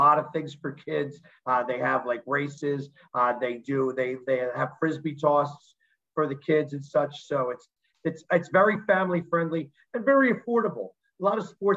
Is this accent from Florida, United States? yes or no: no; Delaware County, Philadelphia area, Pennsylvania, United States; also born or lived in Overbrook, Philadelphia; I've lived in Delco since I was 4 years old